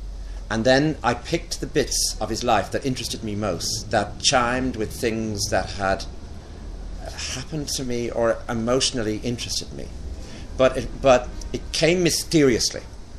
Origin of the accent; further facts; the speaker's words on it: Ireland; I find being gay and being Irish really tiring.